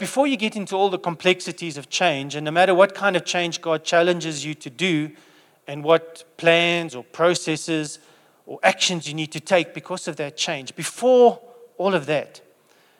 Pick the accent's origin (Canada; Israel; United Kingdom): United Kingdom; England; So being English